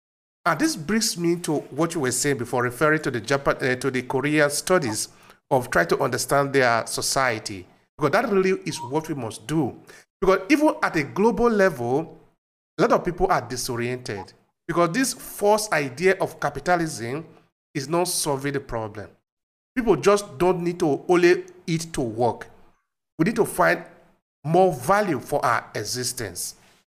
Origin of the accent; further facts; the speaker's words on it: Uromi, Edo, Nigeria; moved away; also born or lived in Europe; I'm from Uromi.